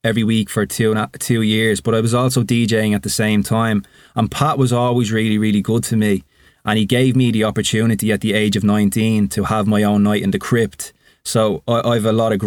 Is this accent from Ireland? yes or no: yes; just outside Dublin, Leinster, Ireland; I'm obviously Irish. I grew up just outside Dublin.